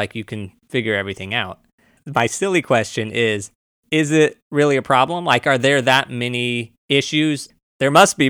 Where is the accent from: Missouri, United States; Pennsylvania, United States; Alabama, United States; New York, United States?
Missouri, United States; I'm from Missouri. I'm from a white suburb.